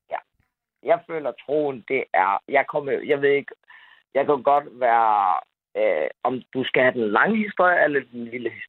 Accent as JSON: {"language": "Danish", "country": "Denmark", "tie": "born or raised there", "said": "og så er jeg opvokset i Danmark."}